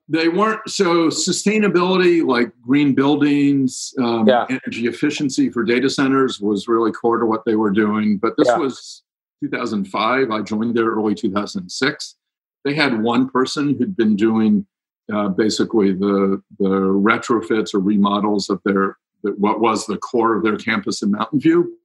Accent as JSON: {"language": "English", "town": "Cincinnati", "region": "Ohio", "country": "United States", "tie": "born or raised there", "moved": "as an adult", "said": "I grew up in Cincinnati"}